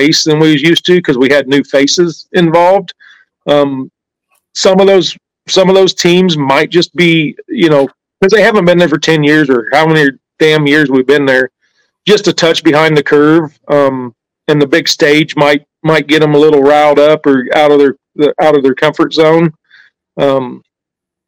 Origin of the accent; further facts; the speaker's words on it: Abilene, Kansas, United States; Abilene, Kansas represented